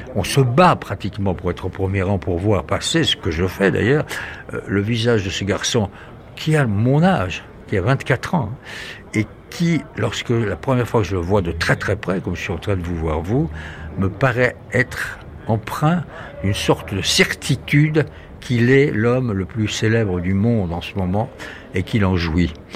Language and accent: French; France; accent: French; mon accent français